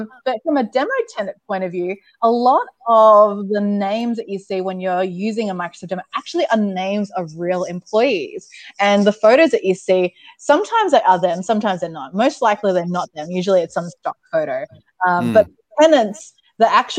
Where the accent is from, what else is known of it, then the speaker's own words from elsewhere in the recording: Sydney, New South Wales, Australia; moved away as an adult; now in Seattle, United States; after living and growing up in Sydney, Australia